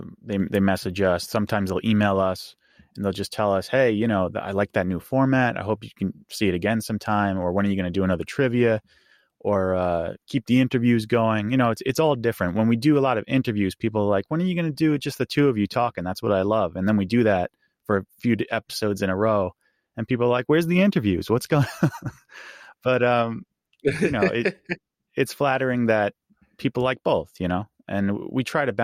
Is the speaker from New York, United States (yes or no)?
yes; New York, United States; I'm from New York.